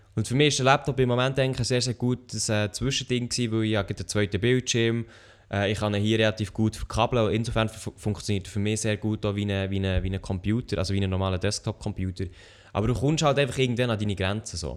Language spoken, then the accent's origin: German; Switzerland; wir sind ja Schweizer